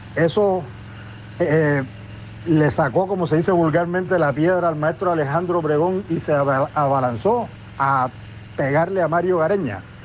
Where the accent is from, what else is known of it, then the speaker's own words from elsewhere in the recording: Cartagena, Bolívar, Colombia; periodista cartagenero